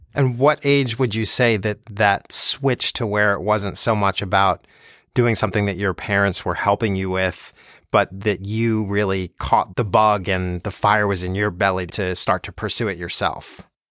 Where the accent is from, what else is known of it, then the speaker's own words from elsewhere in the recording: Plainfield, New Jersey, United States; I grew up in New Jersey also